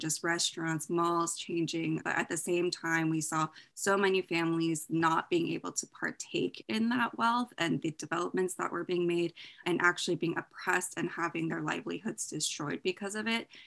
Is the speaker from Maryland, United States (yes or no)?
no; Bay Area, Silicon Valley, California, United States; I grew up in the Bay Area, Silicon Valley